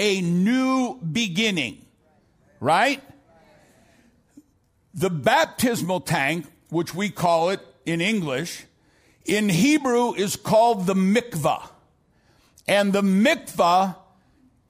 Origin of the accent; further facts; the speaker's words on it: St. Louis, Missouri, United States; now in Dallas, United States; I'm from South St. Louis.